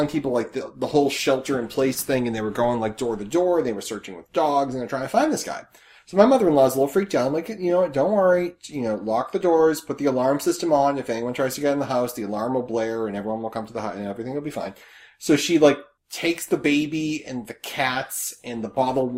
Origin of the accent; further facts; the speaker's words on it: Massachusetts, United States; I'm from Massachusetts